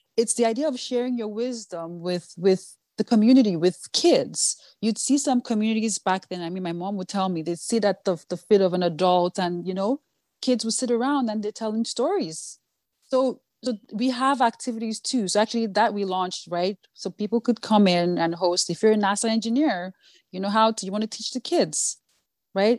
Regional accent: Nigeria; first language Yoruba; English is a second language; moved away as an adult; also born or lived in New York, United States / Washington, D.C., United States; now in United States; growing up in Nigeria

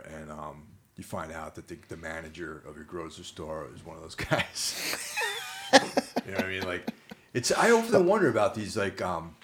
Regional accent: Carmel, New York, United States; growing up in Carmel, which is like in New York, but just over the border

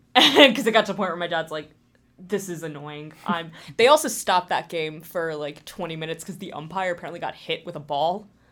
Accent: New Jersey, United States; moved away as an adult; now in Massachusetts, United States; I grew up in New Jersey. I lived there till I was eighteen and then moved up here.

